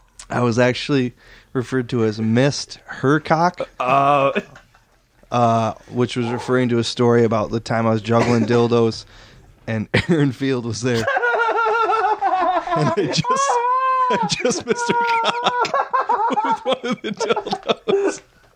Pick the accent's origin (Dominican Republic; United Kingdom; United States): United States; Muskegon, Michigan; Yeah, no, I'm from Muskegon, so, like, yeah.